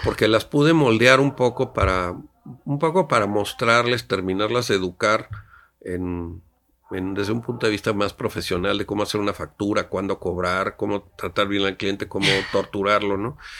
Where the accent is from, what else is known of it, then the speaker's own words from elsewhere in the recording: Mexico City, Mexico; moved away as an adult; also born or lived in Oaxaca; de niño mis papás íbamos, mi papá tenía una asociación de ayuda al otomí, me acuerdo, en la zona otomí aquí cerca del Valle de México